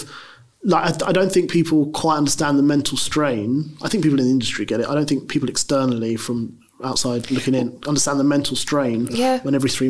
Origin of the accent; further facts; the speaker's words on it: London, United Kingdom; Look, I'm from London. I love London. It's the best city in the world.